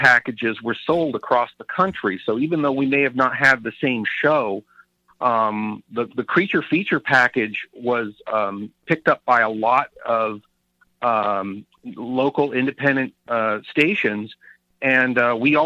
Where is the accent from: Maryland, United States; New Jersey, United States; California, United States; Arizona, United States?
California, United States; Northern; when I was a kid growing up in Northern California